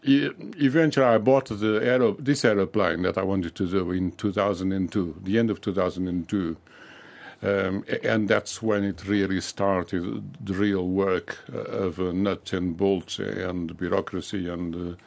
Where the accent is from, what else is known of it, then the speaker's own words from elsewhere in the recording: Lisbon, Portugal; now in United Kingdom; I was born in Lisbon.